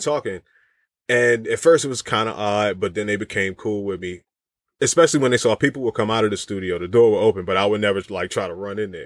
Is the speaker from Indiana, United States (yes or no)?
no; Virginia, United States; I'm from Virginia